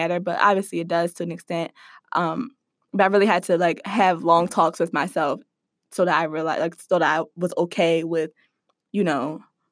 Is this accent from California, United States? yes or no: no; Philadelphia, Pennsylvania, United States; I grew up in the Germantown section of Philadelphia